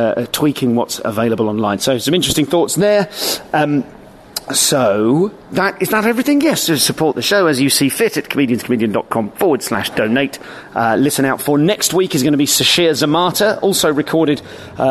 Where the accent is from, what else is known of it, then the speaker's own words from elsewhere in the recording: England, United Kingdom; an English person performing in Ireland